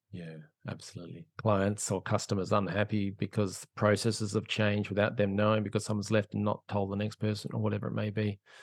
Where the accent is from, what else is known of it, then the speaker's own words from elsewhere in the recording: Australia; I'm an Aussie